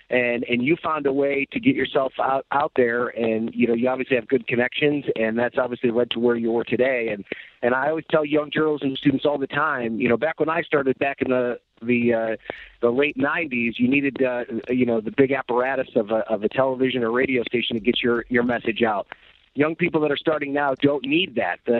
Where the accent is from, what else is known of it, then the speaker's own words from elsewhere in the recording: Jamestown, New York, United States; moved away as an adult; also born or lived in North Tonawanda, New York; I grew up uh, in Western New York. I was born in North Tonawanda, uh, wow. uh, but all my formative years were in Chautauqua County, just outside Jamestown, New York. I went to Cassadaga Valley High School